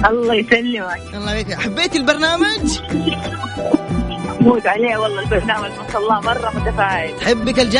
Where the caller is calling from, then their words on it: Mecca, Makkah Province, Saudi Arabia; من مكه